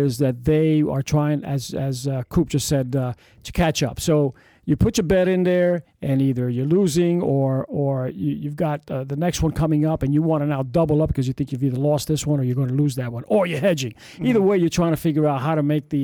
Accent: New York City, New York, United States; I was born in the Bronx

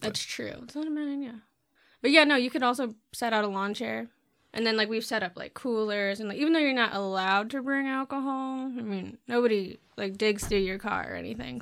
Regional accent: Bloomington, Indiana, United States; I grew up in Bloomington and there was a drive-in there

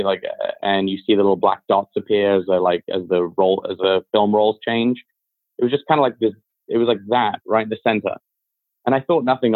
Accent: Beverly Hills, California, United States; growing up in Hollywood and like, I mean, well, really in like Beverly Hills

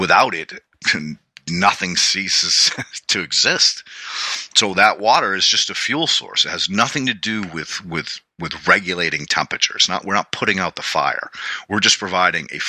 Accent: New England, United States; growing up in New England, we had to rake leaves every fall

